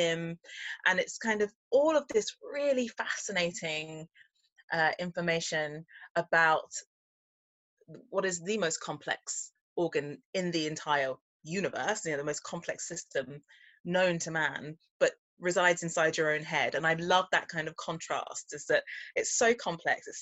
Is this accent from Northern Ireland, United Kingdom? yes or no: no; London, United Kingdom; I'm a Londoner through and through, and I grew up eating a mixture of West Indian food